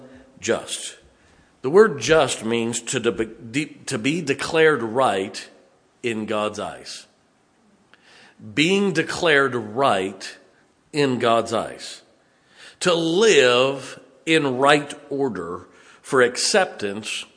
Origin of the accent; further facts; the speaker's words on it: United States; we as American citizens